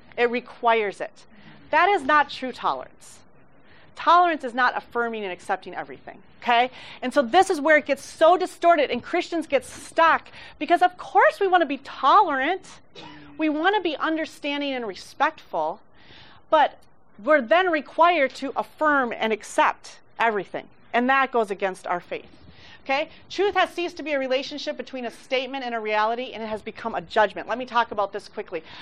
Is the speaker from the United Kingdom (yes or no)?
no; Mexico; I grew up in Mexico